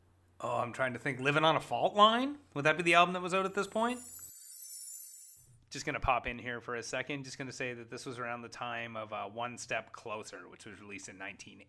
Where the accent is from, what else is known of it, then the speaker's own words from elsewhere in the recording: Canada; I mean, we're Canadian